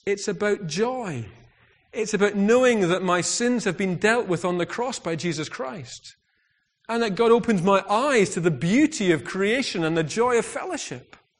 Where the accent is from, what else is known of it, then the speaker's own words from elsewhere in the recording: United Kingdom; I'm very British